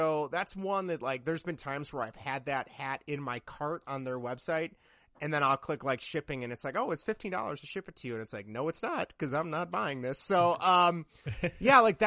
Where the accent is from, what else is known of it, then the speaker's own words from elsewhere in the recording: Midwest, United States; growing up in the Midwest